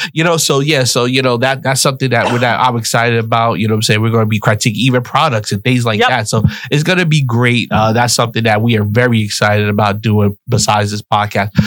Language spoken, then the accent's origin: English; New York City, New York, United States; moved away as an adult; also born or lived in West Palm Beach, Florida; I'm from the Bronx, New York, mm-hmm. born, raised on welfare in the projects.